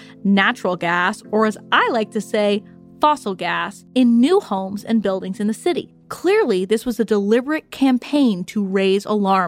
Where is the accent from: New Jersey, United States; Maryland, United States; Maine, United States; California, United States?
California, United States; my home state of California